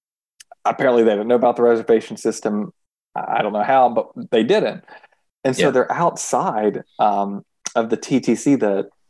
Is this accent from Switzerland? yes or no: yes; Switzerland; Like, we're from Switzerland.